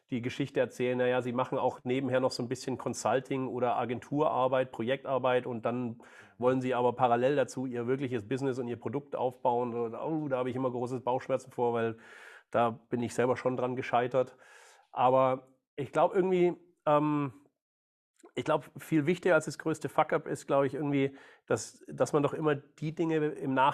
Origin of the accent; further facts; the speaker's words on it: Baden-Württemberg, Germany; ich bin, ja, ich bin Schwabe, bin geboren, äh, aufgewachsen, großer VfB-Fan